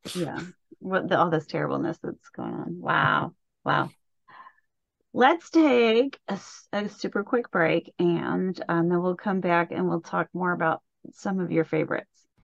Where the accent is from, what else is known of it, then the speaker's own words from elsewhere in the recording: Indianapolis, Indiana, United States; I was born and raised around Indianapolis